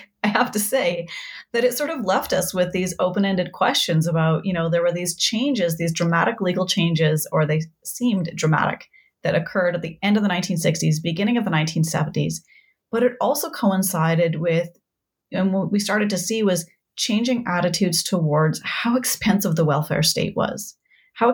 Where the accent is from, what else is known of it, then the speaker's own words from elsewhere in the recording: Saskatoon, Saskatchewan, Canada; I grew up in Saskatoon